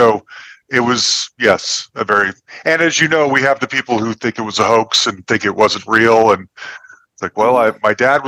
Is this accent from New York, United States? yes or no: no; Salt Lake City, Utah, United States; now in Denver, United States; I am in Denver, Colorado. I grew up in Salt Lake City, Utah, and that's where my parents still lived in Utah.